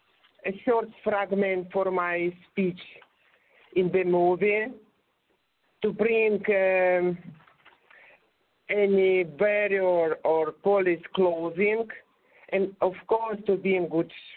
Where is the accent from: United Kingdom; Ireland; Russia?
Russia; accent: Russian; English is a second language; My English was very clumsy. I think you can hear that. But my Russian accent was liked